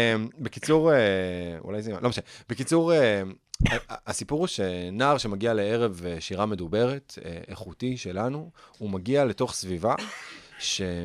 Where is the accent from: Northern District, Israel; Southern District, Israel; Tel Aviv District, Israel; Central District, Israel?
Tel Aviv District, Israel; Herzliya; גדלתי בהרצליה